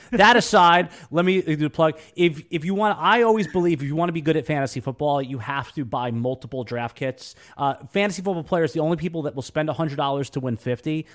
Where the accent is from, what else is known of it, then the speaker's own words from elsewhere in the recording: New York, United States; moved away as an adult; now in Jacksonville, United States; I'm a New Yorker, native New Yorker